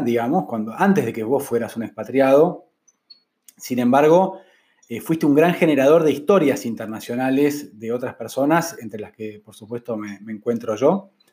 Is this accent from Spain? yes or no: no; Argentina; moved away as an adult; also born or lived in Mexico City, Mexico; Fueron seis años lejos de Argentina